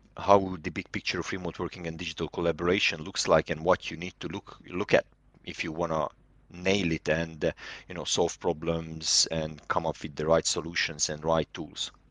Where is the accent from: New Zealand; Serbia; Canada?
Serbia; moved away as an adult; also born or lived in London, United Kingdom; now in United Kingdom; Originally, I'm from Serbia, but I'm Hungarian, and, uh, I live in the U K since two thousand and twelve